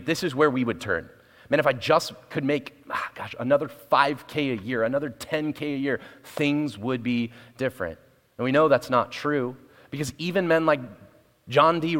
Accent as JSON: {"language": "English", "town": "Portland", "region": "Oregon", "country": "United States", "also_born_or_lived": "West Valley, Arizona", "moved": "as an adult", "lives_now": "Arizona, United States", "said": "I'm from Portland, Oregon, moved here in January 7th."}